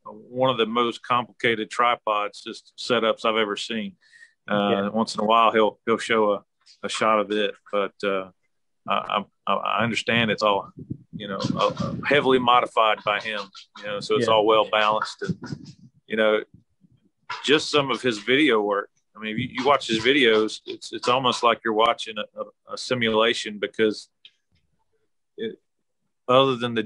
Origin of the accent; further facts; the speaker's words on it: South Carolina, United States; So I grew up in South Carolina, so I've lived here all my life.